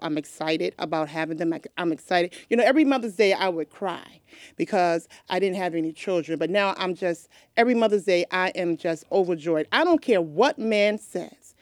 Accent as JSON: {"language": "English", "region": "New York", "country": "United States", "tie": "born or raised there", "moved": "yes", "lives_now": "Delaware, United States", "said": "I was born and raised in New York"}